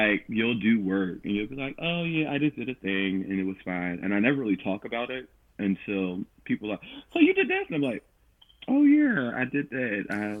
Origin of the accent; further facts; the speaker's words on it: Philadelphia, Pennsylvania, United States; I grew up in South Philadelphia, so I went to Point Breeze Performing Arts Center.